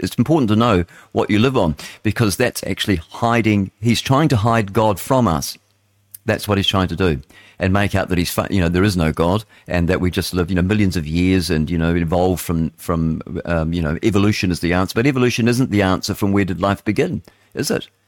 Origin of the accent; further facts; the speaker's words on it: Wellington, New Zealand; also born or lived in Upper Hutt; we settled in Wellington. And so that's my hometown